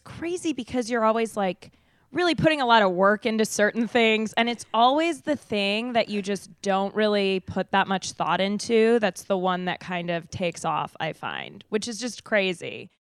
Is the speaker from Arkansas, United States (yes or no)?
no; Denver, Colorado, United States; moved away as an adult; now in Los Angeles, United States; I'm from Denver